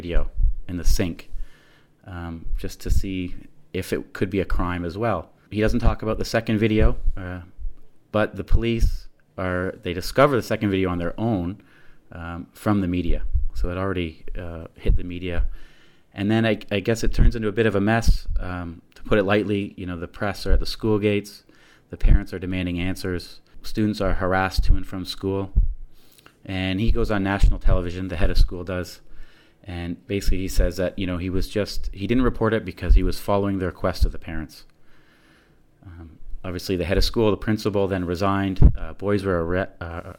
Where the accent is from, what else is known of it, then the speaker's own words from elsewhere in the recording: Ontario, Canada; Being Canadian and living in that area myself